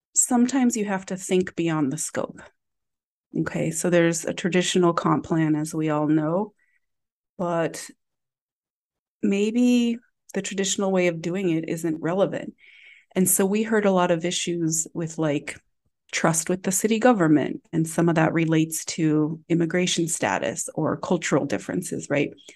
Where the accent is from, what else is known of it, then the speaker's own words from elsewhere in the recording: Galesburg, Illinois, United States; now in Chicago, United States; my hometown of Galesburg, Illinois